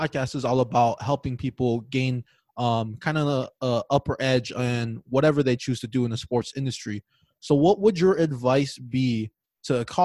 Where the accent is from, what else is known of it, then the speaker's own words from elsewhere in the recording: Hawaii, United States; I was born and raised in Hawaii